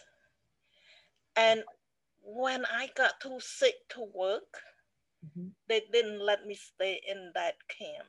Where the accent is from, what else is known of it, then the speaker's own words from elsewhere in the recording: Cambodia; moved away; I grew up in Cambodia